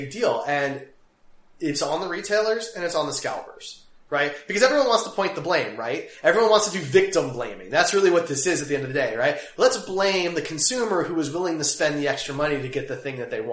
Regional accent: Kansas City, Missouri, United States; we're from Kansas City

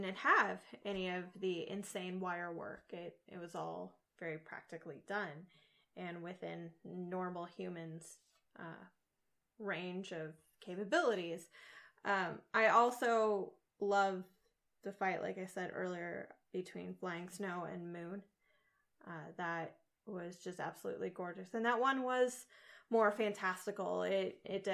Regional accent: United States; we're American

